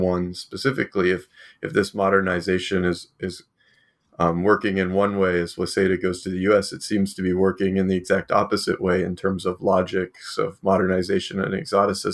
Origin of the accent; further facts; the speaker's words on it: Australia; I'm coming from Australia